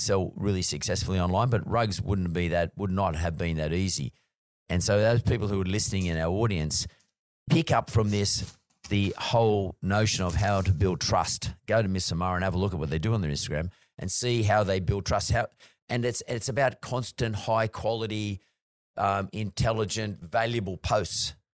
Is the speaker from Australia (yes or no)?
yes; Australia; I think being Aussie sort of helps a little bit, to be honest with you, with the Australian market at least.